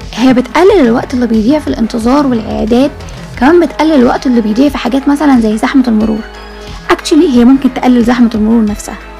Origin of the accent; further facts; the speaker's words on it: Egypt; عندنا في مصر